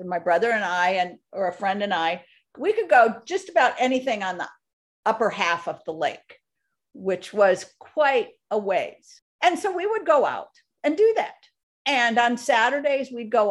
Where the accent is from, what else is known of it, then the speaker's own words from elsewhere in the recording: outside of Minneapolis, Minnesota, United States; I grew up in Minnesota on a lake outside of Minneapolis, a big lake.